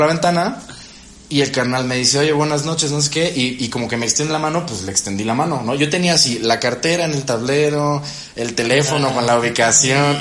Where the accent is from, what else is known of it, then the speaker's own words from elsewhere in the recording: Veracruz, Mexico; soy de Veracruz